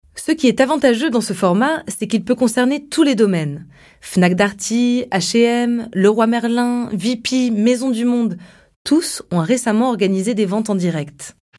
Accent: France; Chez nous, en France

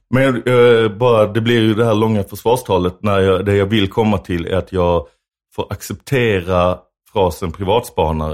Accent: Lund, Skåne, Sweden; jag växte upp i Lund då några år, eh, efter dig

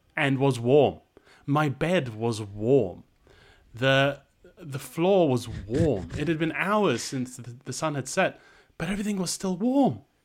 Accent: Malaysia; moved away; growing up in Malaysia, growing up in the developing world

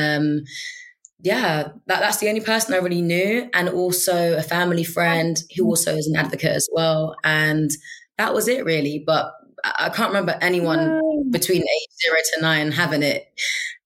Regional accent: London, United Kingdom; I'm of a Nigerian heritage, was born and raised in London

